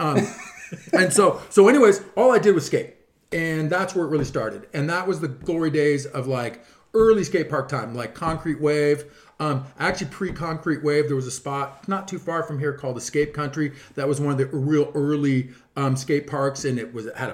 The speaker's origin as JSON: {"language": "English", "town": "Mission Viejo", "region": "California", "country": "United States", "tie": "born or raised there", "lives_now": "Dana Point, United States", "said": "I grew up actually living in Mission Viejo"}